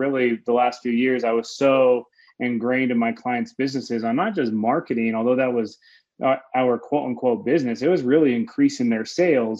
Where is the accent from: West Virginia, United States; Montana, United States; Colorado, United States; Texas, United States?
Colorado, United States; Denver; I'm from Denver, Colorado. That's where I currently reside, where where I, where I was born